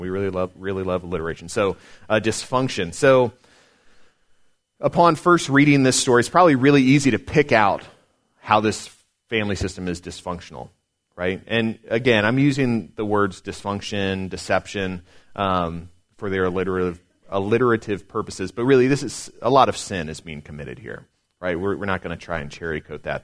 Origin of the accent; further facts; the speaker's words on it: Chesapeake, Virginia, United States; I grew up here in Chesapeake. Well, not here in Smithfield, but grew up in Chesapeake